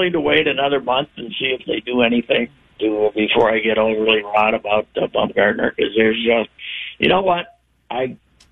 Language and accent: English; Minnesota, United States; to be a Minnesotan